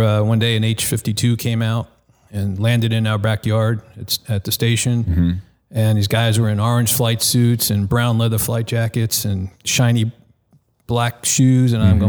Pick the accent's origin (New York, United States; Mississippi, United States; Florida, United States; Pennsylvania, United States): New York, United States; East Meadow; Okay, well, I'm originally from Long Island, New York, a town called East Meadow, and that's where I was kind of exposed to the Coast Guard.